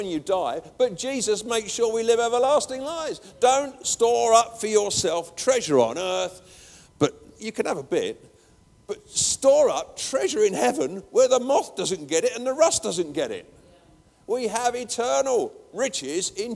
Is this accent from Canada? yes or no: no; England, United Kingdom; I'm an Englishman